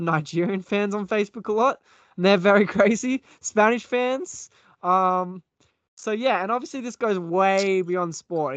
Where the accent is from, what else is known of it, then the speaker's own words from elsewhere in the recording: Australia; as an Aussie